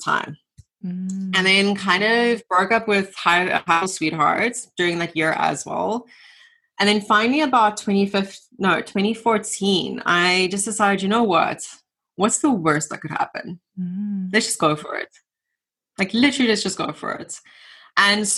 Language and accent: English; Namibia; moved away as an adult; now in South Africa; I grew up in Namibia, so left Namibia, came to South Africa